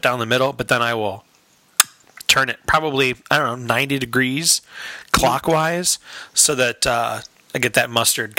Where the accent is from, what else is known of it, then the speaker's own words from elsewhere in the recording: Chicago, Illinois, United States; I'm from Chicago, where we put mustard on hot dogs